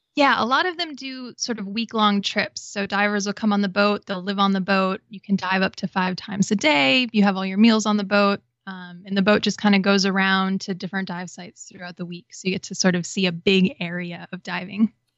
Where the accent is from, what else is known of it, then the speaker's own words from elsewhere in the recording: Wisconsin, United States; moved away as an adult; also born or lived in Florida; I grew up in Wisconsin, but I had relatives who lived in Florida and Hawaii